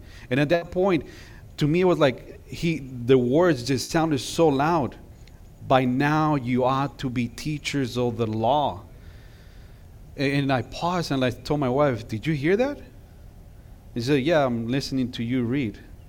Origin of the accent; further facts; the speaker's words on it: California, United States; We're from California. So when we got to Texas, you know, those bumper stickers that say, I got here as soon as I could. Yeah, that was us.